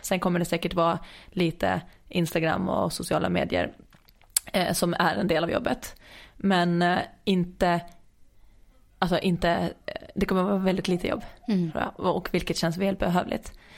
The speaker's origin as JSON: {"language": "Swedish", "country": "Åland Islands", "said": "hemma på Åland"}